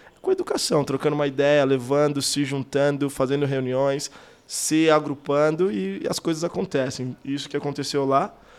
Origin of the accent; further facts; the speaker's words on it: Suzano, São Paulo, Brazil; also born or lived in Tampa, United States; eu sou de Suzano, da extremo leste